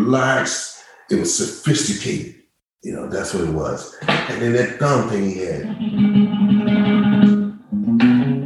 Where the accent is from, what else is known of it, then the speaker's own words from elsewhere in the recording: Kansas City, Kansas, United States; moved away; This is in Kansas City, Kansas